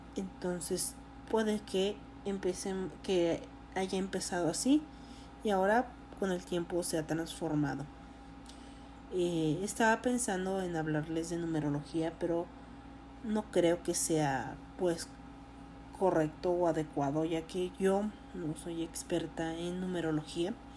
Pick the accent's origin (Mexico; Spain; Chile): Mexico; como mexicana que soy